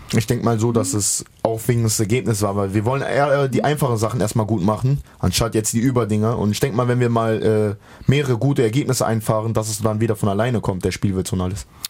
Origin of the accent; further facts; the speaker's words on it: the West, western Germany, Germany; moved away as an adult; now in Halle, Germany; ich bin im Westen halt groß geworden und aufgewachsen und bis mein 20. Lebenjahr da gewesen